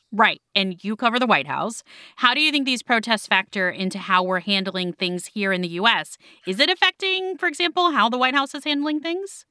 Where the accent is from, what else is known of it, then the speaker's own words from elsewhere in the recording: Miami, Florida, United States; my hometown of Miami